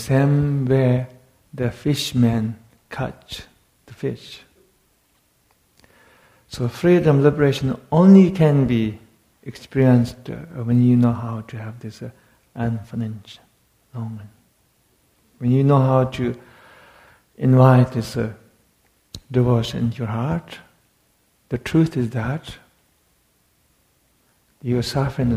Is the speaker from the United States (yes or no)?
no; Tibet, China; moved away; I come from Tibet